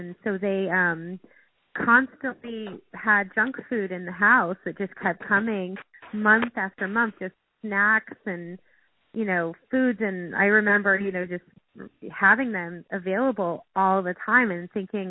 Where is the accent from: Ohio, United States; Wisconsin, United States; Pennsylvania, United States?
Ohio, United States; Cleveland; also born or lived in San Diego, California; I grew up in two places. I grew up in Cleveland, Ohio, and then we moved to San Diego, California.